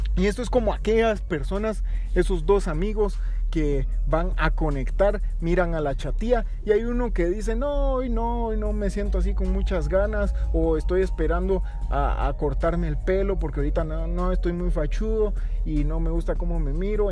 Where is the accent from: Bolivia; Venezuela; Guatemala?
Guatemala; como guatemaltecos